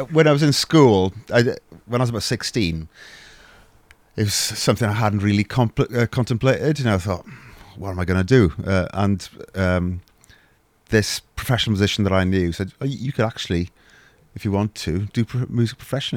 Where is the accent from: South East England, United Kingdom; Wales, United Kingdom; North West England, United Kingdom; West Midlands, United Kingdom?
Wales, United Kingdom; I'm Welsh